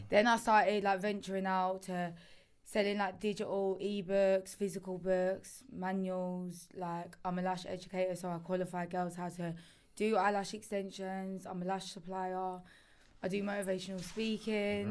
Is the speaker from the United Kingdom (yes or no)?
yes; Essex, East of England, United Kingdom; moved away; growing up in Essex